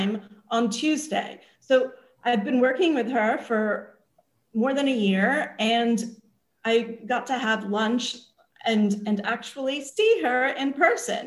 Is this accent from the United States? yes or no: yes; Los Angeles, California, United States; moved away as an adult; now in New York, United States; I actually lived in LA. I lived there from age 9 to 18